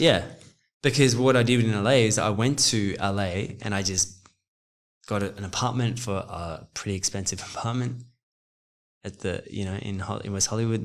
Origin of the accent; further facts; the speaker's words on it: Australia; moved away; also born or lived in Los Angeles, United States / New York, United States; I'm Australian but South African